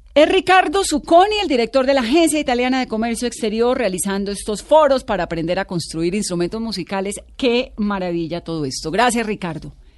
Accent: Pacific region, Colombia; yo soy del Pacífico

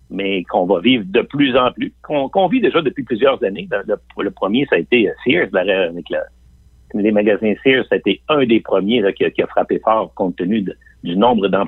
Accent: Limoilou, Quebec, Canada; Euh, moi-même, je viens de Limoilou. Je viens de, je viens de ce qu'on appelle l'Anglopole à trois coins de rue.

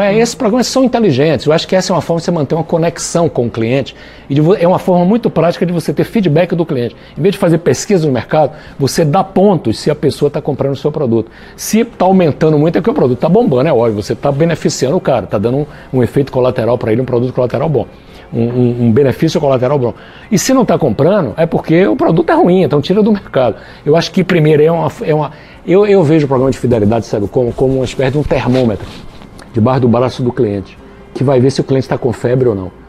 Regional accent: Bahia, Brazil; Da Bahia

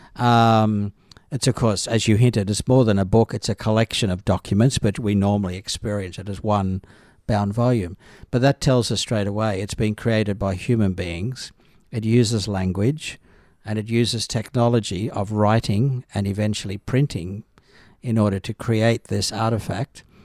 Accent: Northern Rivers, New South Wales, Australia; also born or lived in Adelaide / Jerusalem; now in Brisbane, Australia; I was raised in the Church of Christ in the Northern Rivers of New South Wales

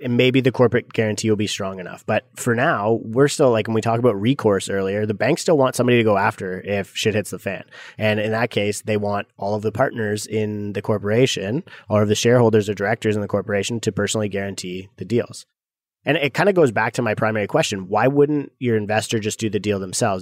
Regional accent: Canada; growing up in Canada

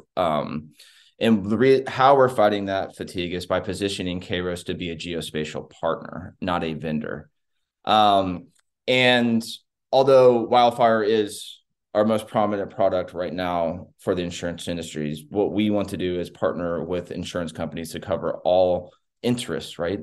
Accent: Texas, United States; I'm a Texan, not just an American

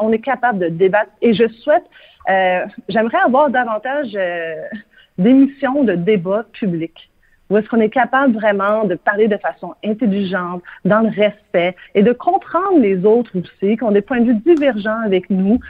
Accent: Quebec, Canada; ici, chez nous, au Québec

